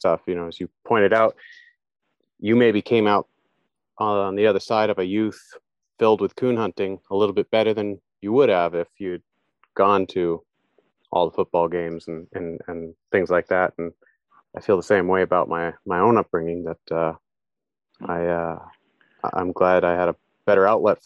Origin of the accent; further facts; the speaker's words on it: Western Maine, United States; moved away as an adult; now in Norway; I grew up in Maine in the 80s and 90s